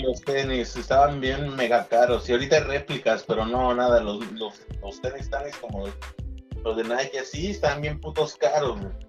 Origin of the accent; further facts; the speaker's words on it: Pachuca, Hidalgo, Mexico; also born or lived in Real del Monte; yo, que soy de México, y pues vengo del, de, de Pachuca Hidalgo, güey, o de Real Monte